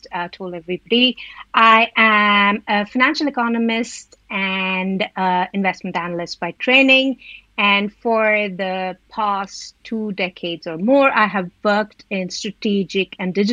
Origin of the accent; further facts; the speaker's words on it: Delhi, India; moved away as an adult; now in United Kingdom; I'm from originally from Delhi in India, came to UK for education